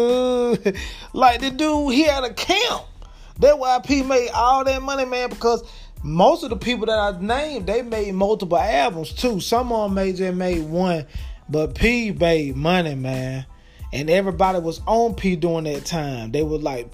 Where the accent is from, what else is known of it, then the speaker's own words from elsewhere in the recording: Crawfordville, Georgia, United States; Crawfordville, my hometown